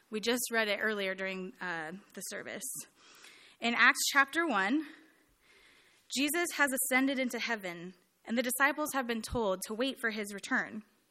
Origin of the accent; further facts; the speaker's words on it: California, United States; moved away as an adult; also born or lived in Santa Barbara, California; now in Indianapolis, United States; a girl who was born and raised in California